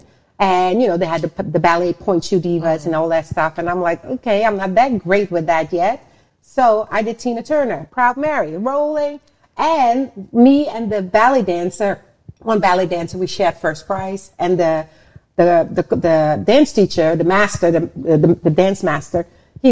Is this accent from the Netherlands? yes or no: yes; Netherlands; also born or lived in Suriname / New York; now in Los Angeles, United States; I was born in Suriname, South America, and raised in the Netherlands, and then moved by myself to New York, and then